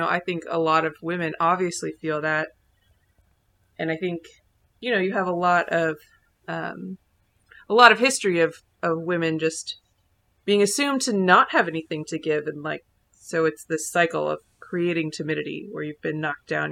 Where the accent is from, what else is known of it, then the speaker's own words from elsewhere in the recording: Indianapolis, Indiana, United States; we're from Indy